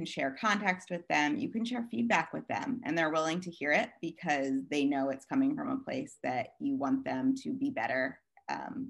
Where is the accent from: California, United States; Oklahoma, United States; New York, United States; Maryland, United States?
Maryland, United States; moved away as an adult; also born or lived in Hoboken; I grew up here in Maryland, where I am back again.